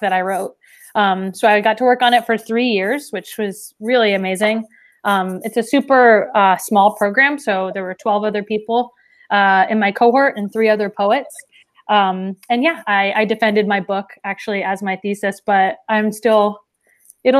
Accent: Washington, United States; moved away as an adult; now in Twin Cities, United States; I'm from Washington originally

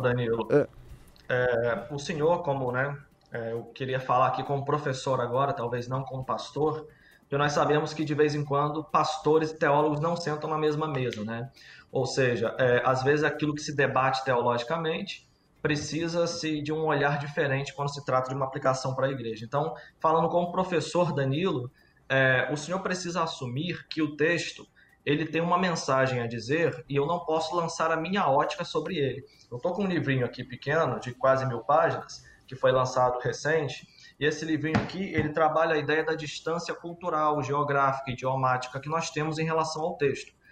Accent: Rio de Janeiro, Brazil; eu sou aqui do Rio de Janeiro

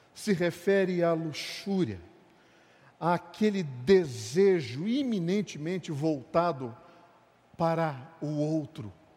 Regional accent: Brazil; nós somos brasileiros

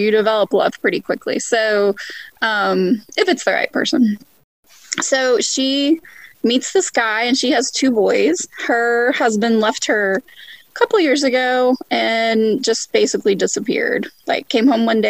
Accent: Texas, United States; I grew up in Texas.

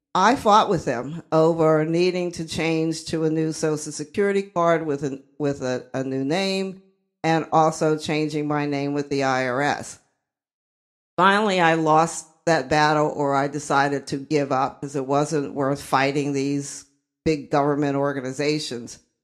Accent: Uniontown, Pennsylvania, United States; also born or lived in Columbus, Georgia; they brought me back to Uniontown, Pennsylvania to stay with my grandmother

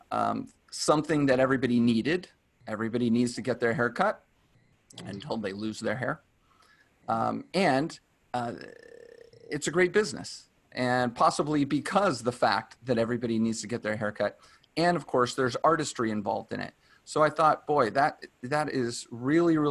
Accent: Dallas, Texas, United States; now in California, United States; I'm from Dallas

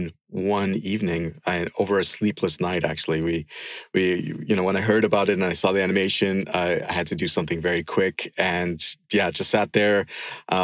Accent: Andes Mountains, Venezuela; when I was 6 years old, growing up in the Andes Mountains in Venezuela

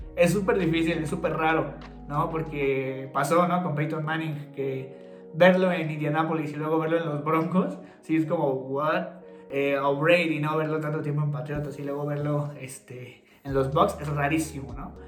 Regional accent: Toluca, State of Mexico, Mexico; somos de Toluca

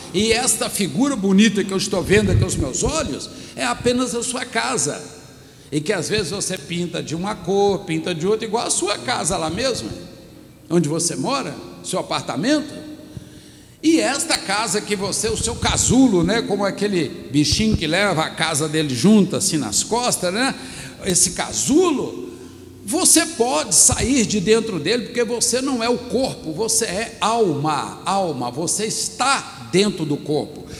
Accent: Minas Gerais, Brazil; eu sou mineiro

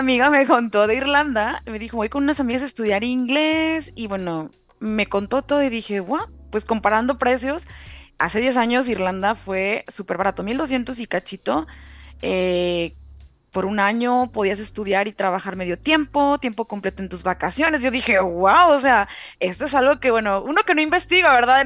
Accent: Reynosa, Tamaulipas, Mexico; moved away as an adult; now in Ireland; soy originaria de Reynosa, ta, Tamaulipas

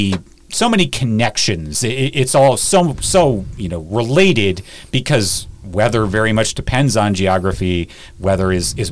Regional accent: Ohio, United States; I grew up in Ohio

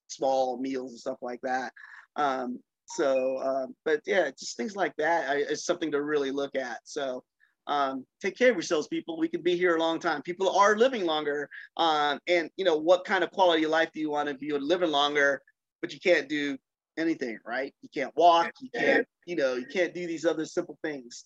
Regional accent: North Carolina, United States; I grew up in North Carolina in the 70s and 80s.

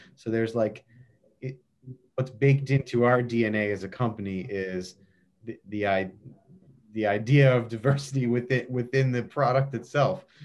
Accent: Baltimore, Maryland, United States; when I was growing up in Baltimore, we went to Hershey Park a lot.

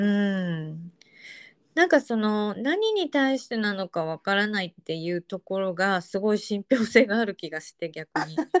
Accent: Japan; born or raised there; accent: standard Japanese

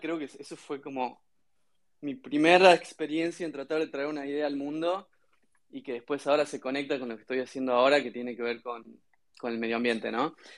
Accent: Concepción, Tucumán, Argentina; sí, soy de Tucumán. Dentro de Tucumán soy de una ciudad pequeña que se llama Concepción, al sur de Tucumán.

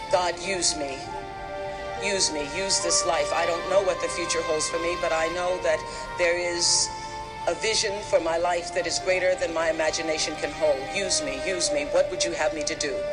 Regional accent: Mississippi, United States; growing up in Mississippi

